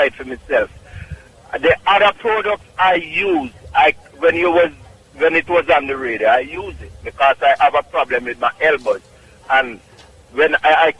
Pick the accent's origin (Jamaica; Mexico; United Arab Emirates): Jamaica; Clark's Town, Trelawny; now in Bronx, New York, United States; Clarkstown, Jamaica, Trelawney.